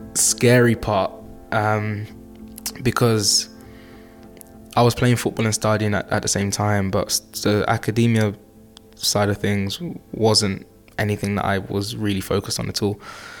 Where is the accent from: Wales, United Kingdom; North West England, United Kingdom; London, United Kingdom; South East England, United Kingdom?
London, United Kingdom; Newham; I'm from Newham in East London.